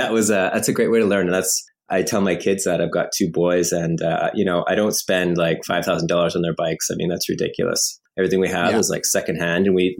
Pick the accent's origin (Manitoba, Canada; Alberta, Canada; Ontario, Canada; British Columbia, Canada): Alberta, Canada; High River; now in Montreal, Canada; I grew up out west in Alberta, just outside of Calgary in the foothills